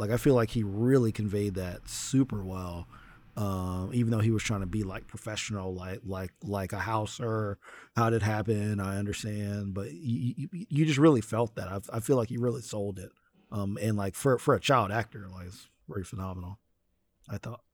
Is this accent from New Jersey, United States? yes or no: yes; New Jersey, United States; I'm from Jersey